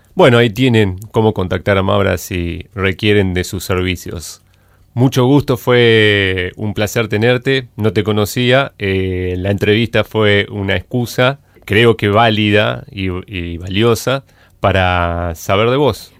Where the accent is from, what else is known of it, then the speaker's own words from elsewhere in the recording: Azul, Buenos Aires Province, Argentina; de donde yo soy, nací en Azul